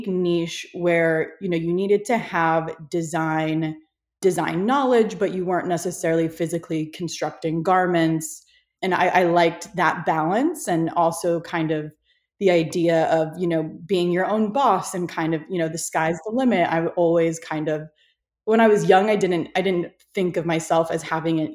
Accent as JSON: {"language": "English", "region": "Iowa", "country": "United States", "tie": "born or raised there", "moved": "yes", "lives_now": "Los Angeles, United States", "said": "I grew up in Iowa, so I'm from like the country of you know, the States"}